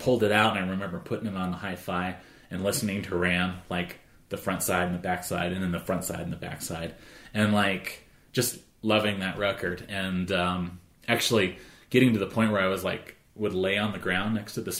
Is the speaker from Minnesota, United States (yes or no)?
no; Arvada, Colorado, United States; I grew up in Arvada. I'm from Colorado